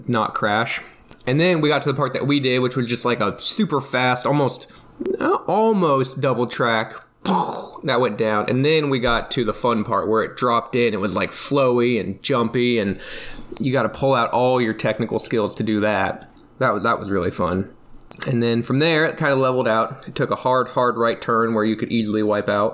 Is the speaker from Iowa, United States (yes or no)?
yes; Iowa, United States; I come from Iowa